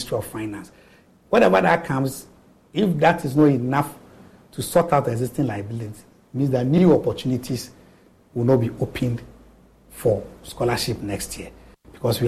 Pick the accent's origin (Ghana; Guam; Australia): Ghana; Eastern Region; I'm from the Eastern region. I'm from Chebbi